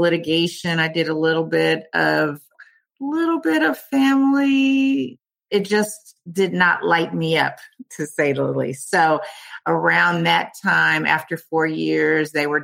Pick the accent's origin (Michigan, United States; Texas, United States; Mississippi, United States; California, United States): California, United States; Oakland; moved away as an adult; also born or lived in Washington, District of Columbia, United States; now in Falls Church, United States; I'm originally from California, Oakland. I'm from Oakland, California.